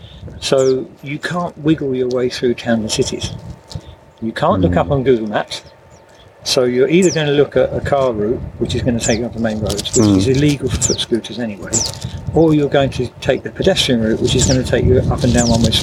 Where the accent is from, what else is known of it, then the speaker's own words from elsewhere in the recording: Bonnybridge, Scotland, United Kingdom; moved away as an adult; also born or lived in London / Kingston upon Thames; now in Malta; I was born in Scotland. Right. Bonny Bridge.